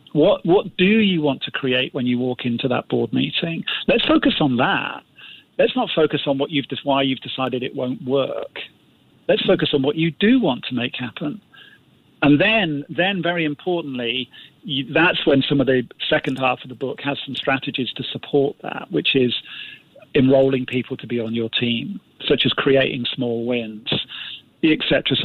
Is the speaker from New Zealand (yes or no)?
no; Singapore; well, he was British and I'm Singaporean, or he's a man, I'm a woman.